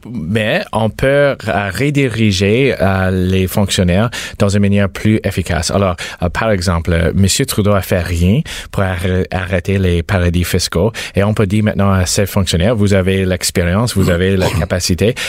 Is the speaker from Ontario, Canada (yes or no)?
yes; Mississauga, Ontario, Canada; je viens de Mississauga. Euh, ma famille vient de Mississauga.